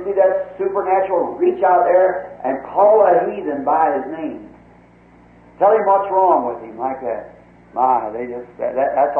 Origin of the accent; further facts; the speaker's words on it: United States; I'm an American too